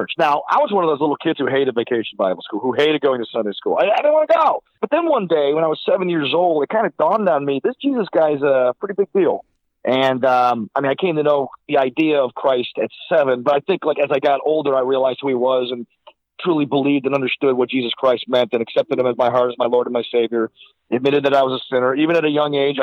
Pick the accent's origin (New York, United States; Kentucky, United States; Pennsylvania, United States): New York, United States; Silver Creek; I was brought up in the First Baptist Church of Silver Creek, New York.